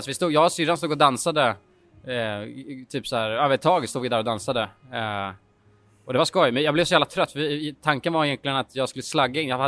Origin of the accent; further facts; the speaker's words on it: Sweden; ja, vi är bara svenskar.